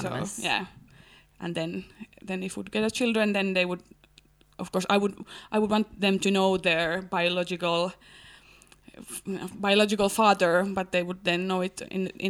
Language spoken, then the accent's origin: English; Helsinki, Uusimaa, Finland; But then I don't have any need now to identify myself no more than I'm from Helsinki and I'm engaged to get married and...